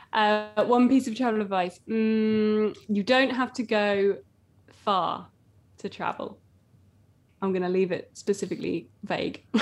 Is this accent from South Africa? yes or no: no; Essex, East of England, United Kingdom; I'm from Essex